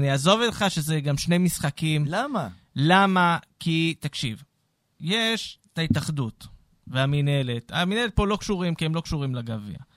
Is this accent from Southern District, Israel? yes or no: yes; Beersheba, Southern District, Israel; בתור באר שבעי